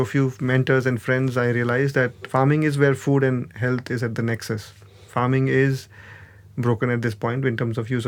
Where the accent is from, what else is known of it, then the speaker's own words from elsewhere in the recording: Gujarat, India; I grew up in Gujarat